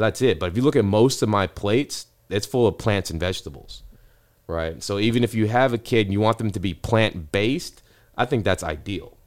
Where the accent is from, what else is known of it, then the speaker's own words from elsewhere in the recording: Ohio, United States; now in Texas, United States; I was born in Ohio